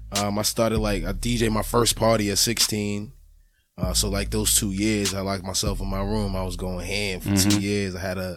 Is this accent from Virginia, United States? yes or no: no; Boston, Massachusetts, United States; I'm from Roxbury, but, you know, by way of Africa, half Liberian, half Nigerian.